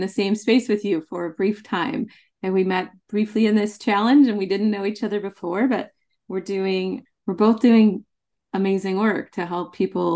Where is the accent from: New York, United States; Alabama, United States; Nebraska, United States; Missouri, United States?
Nebraska, United States; I grew up in Nebraska in a very small town, like 500 people.